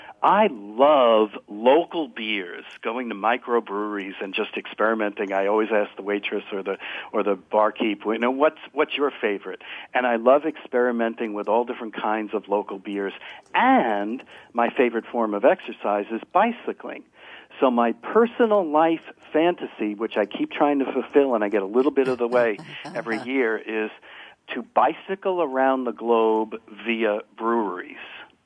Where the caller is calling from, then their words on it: Morristown, New Jersey, United States; Morristown, New Jersey, also almost 10:30 Eastern time.